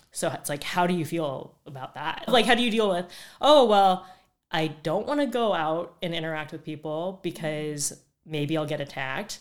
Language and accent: English; Phoenix, Arizona, United States; moved away as an adult; also born or lived in Minneapolis, Minnesota; now in Oakland, United States; born and raised in Phoenix, Arizona, went to Arizona State